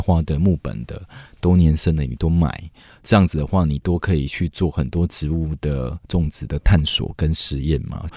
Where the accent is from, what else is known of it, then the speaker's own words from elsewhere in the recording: Taiwan; also born or lived in United Kingdom; 我在台湾二十八岁才出国，我在台湾待了二十八年